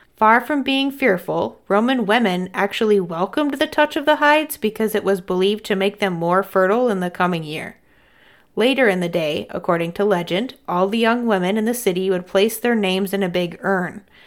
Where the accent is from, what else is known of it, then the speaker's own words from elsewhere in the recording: Midwest, United States; I'm a Midwesterner